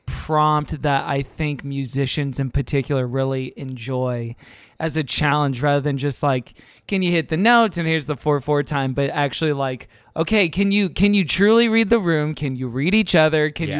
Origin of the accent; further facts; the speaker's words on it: Houston, Texas, United States; Growing up in Houston, there was an Assembly God church that I went to that wasn't predominantly Black